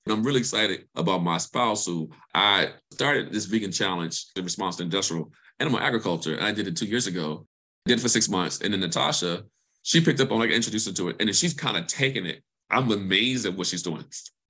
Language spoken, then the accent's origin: English; Mississippi, United States; moved away; also born or lived in Alabama / Chapel Hill; I'm from Mississippi. I'm a country boy. So growing stuff is in my roots.